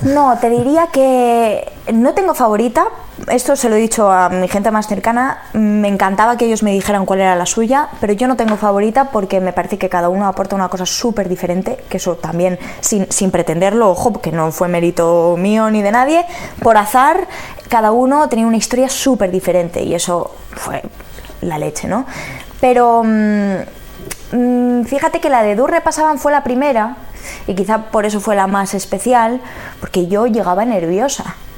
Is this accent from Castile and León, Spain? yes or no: yes; Palencia, Castile and León, Spain; moved away; yo soy de Palencia